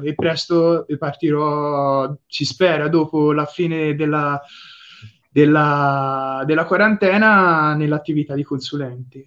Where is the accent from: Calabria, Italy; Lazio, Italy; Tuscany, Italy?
Tuscany, Italy; Livorno; vengo da Livorno